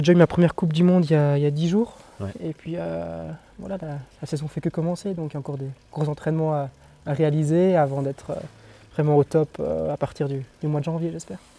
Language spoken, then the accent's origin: French; Belgium; en tant que belge